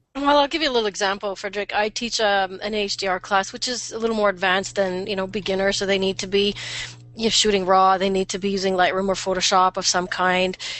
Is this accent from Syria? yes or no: no; Canada